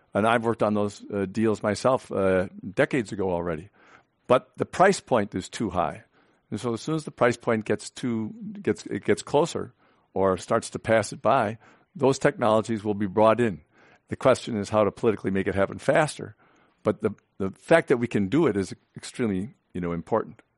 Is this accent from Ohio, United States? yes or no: no; California, United States; as a Californian